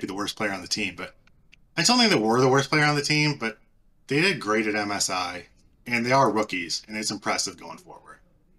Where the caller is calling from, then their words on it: Michigan, United States; Detroit suburbs.